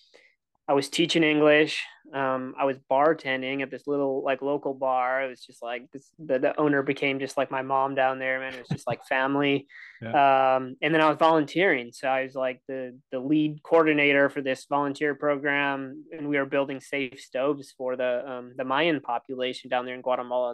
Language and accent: English; Milwaukee, Wisconsin, United States; moved away as an adult; also born or lived in Minneapolis, Minnesota; I grew up in Milwaukee, Wisconsin. You don't hear my accent until I say Wisconsin or where I went to school in Minnesota